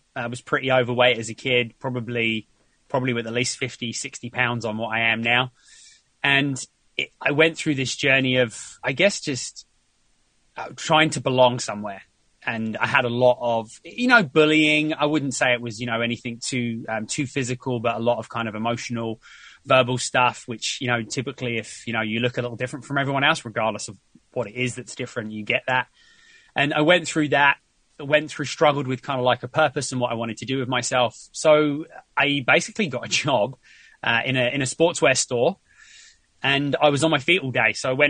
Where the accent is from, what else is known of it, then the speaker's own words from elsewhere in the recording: South East England, United Kingdom; moved away as an adult; So originally I am from the UK. I grew up in just outside South London.